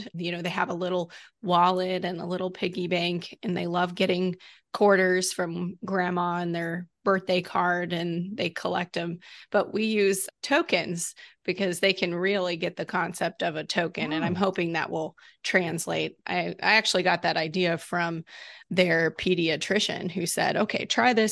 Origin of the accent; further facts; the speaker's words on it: the South, United States; moved away; I'm from the South